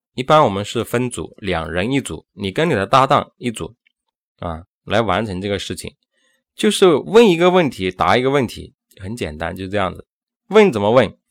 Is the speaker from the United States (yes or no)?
no; China; 我们中国人